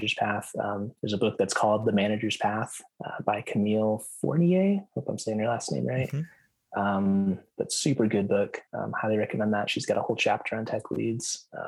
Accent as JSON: {"language": "English", "country": "United States", "said": "I'm very American. Like all of my viewpoints are like very much from the U.S."}